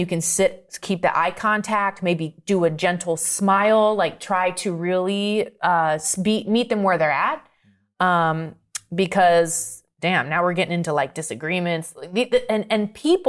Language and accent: English; Maine, United States; I'm from Maine. Yeah.